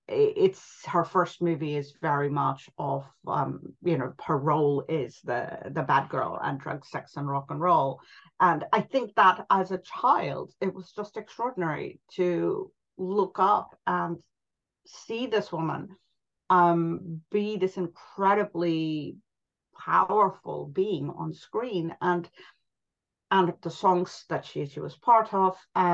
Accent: India; also born or lived in Pakistan / New York; now in London, United Kingdom; I grew up in India. I then moved, and my family lived in Pakistan and then in New York.

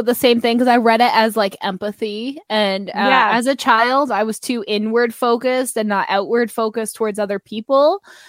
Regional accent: Canada; accent: Canadian rise

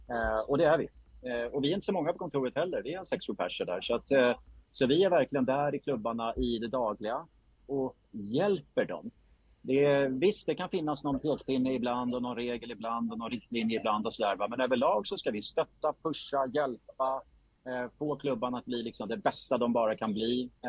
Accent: Gotland, Sweden; born there; moved away; Jag flyttade till Stockholm 1983. Eh, jag är född på Gotland eh, men hamnade i Stockholm eh, med min mamma.

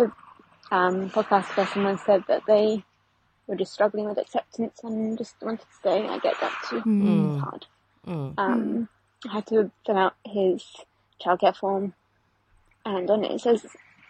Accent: England, United Kingdom; now in Mornington, Australia; I'm English

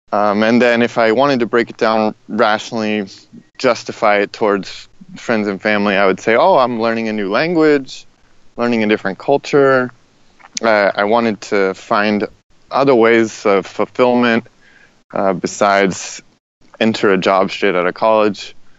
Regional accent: Indiana, United States; also born or lived in Los Angeles; I was born in Indiana, kind of classic rural Midwest, southern Indiana, and then my parents split, and I spent a lot of my life in Los Angeles

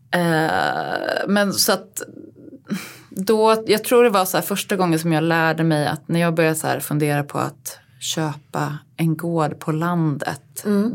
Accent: Uppsala, Uppsala County, Sweden; Jag är född och uppväxt i eh, Uppsala.

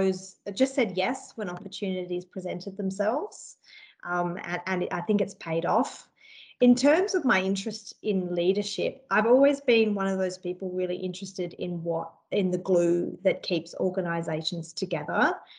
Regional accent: Adelaide, South Australia, Australia; Before then, I came from Adelaide and I'd worked as an industrial organiser

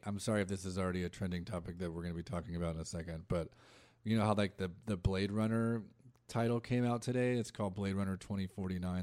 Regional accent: Orange County, California, United States; now in Los Angeles, United States; grew up, I'm from Orange County, and I, like, grew, I grew up, like, around Disney

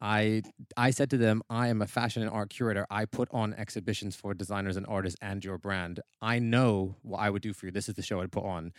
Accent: Vancouver, British Columbia, Canada; moved away as an adult; now in United Kingdom

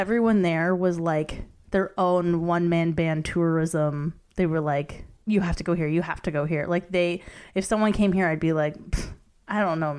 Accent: Canada; maybe it's being Canadian

